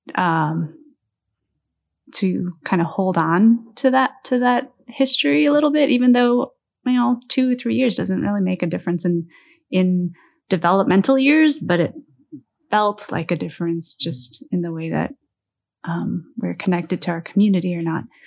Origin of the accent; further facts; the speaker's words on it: Kimberly, Wisconsin, United States; So I grew up in Kimberly